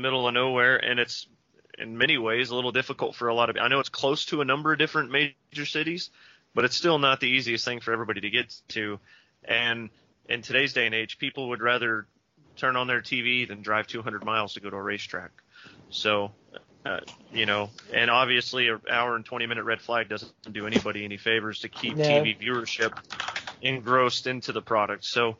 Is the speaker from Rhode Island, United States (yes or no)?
no; Texas, United States; because I'm from Texas